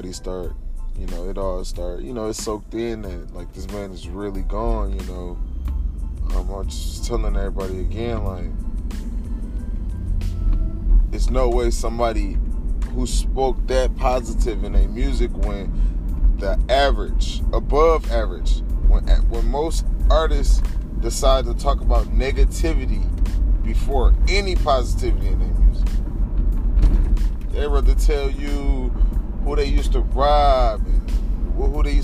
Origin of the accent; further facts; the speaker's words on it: Detroit, Michigan, United States; I'm from Detroit, Michigan